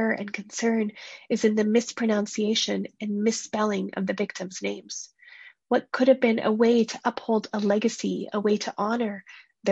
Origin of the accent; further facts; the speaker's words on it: Canada; first-generation Canadians like myself